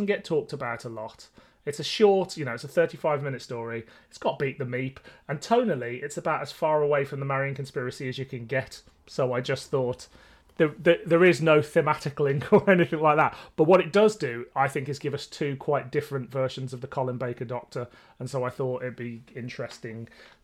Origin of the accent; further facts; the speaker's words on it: Birmingham, West Midlands, United Kingdom; I grew up in Birmingham